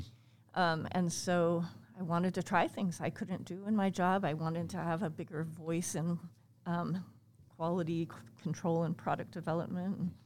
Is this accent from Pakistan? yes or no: no; United States; also born or lived in Hawaii / England; I grew up here. Okay. Actually, not in Liberty, but yes, not far from here